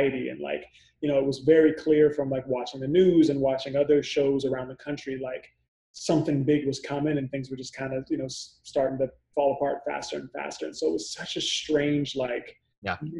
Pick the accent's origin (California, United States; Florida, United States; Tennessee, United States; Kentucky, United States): California, United States; Benicia; now in New York City, United States; Benicia is a tiny little town in Northern California, the East Bay area. It's about like an hour outside of San Francisco. And, you know, it was a cool place to grow up